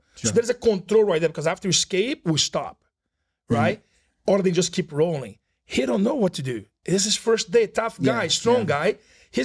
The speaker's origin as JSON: {"language": "English", "region": "Rio de Janeiro", "country": "Brazil", "tie": "born or raised there", "also_born_or_lived": "Boston", "moved": "yes", "lives_now": "South Florida, United States", "said": "I'm from Rio de Janeiro, Brazil, born and raised."}